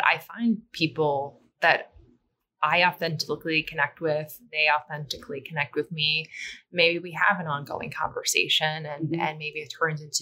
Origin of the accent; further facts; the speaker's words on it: Midwest, United States; I'm from the Midwest